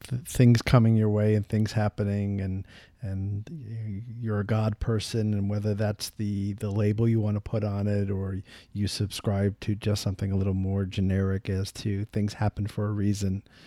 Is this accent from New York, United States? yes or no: yes; New York, United States; I'm from New York